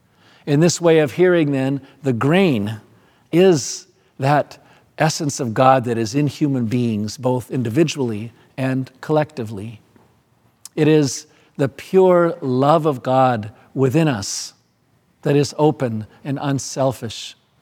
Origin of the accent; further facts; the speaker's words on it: Madagascar; Where I grew up in Madagascar, I never saw a real winnowing fork